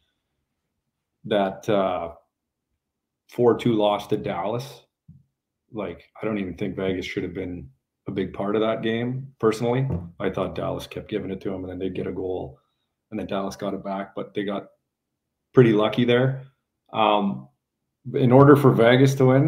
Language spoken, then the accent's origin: English; Canada; being a Canadian